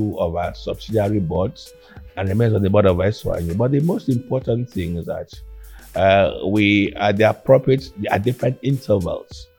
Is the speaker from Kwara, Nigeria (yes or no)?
no; Calabar, Cross River, Nigeria; also born or lived in Akwa Ibom; Julia and I grew up in Calabar